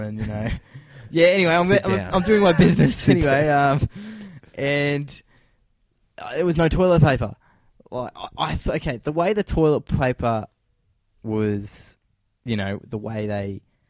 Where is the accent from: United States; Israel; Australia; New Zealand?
Australia; I felt like I was an Australian. Obviously, not I am an Australian, but I felt like I was an Aussie